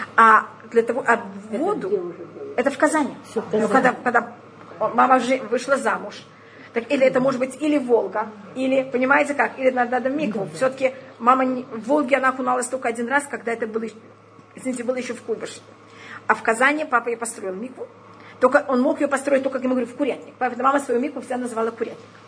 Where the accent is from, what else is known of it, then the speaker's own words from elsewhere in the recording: Tashkent, Uzbekistan; я уже родилась в Ташкенте